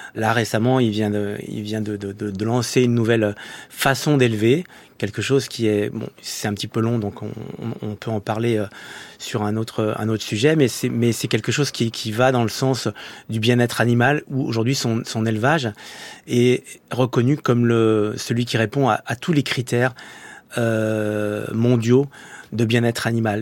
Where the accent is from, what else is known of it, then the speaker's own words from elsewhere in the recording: Saint-Étienne, Auvergne-Rhône-Alpes, France; moved away as an adult; also born or lived in Lyon; now in Paris, France; je suis un Stéphanois, arrivé à Paris